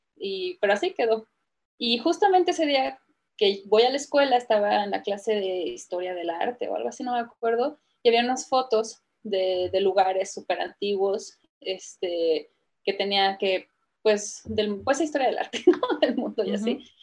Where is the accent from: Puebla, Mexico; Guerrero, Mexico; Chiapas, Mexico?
Chiapas, Mexico; San Cristóbal de las Casas; also born or lived in Querétaro / India / London / Canada; now in Guadalajara, Mexico; me, crié en San Cristóbal de las Casas, realmente. Nací en Querétaro y me, mudé desde muy jovencita para allá con mi familia